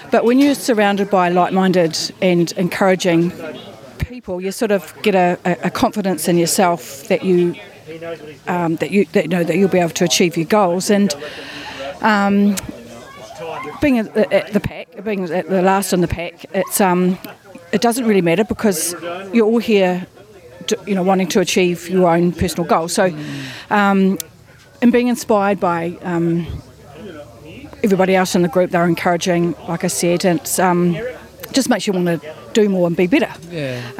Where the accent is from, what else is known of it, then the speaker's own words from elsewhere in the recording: Christchurch, Canterbury, New Zealand; I'm from Christchurch.